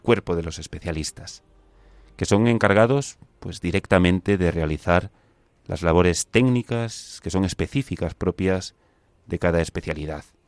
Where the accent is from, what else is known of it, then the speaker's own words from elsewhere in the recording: Galicia, Spain; now in Madrid, Spain; yo la definición de siempre, gallego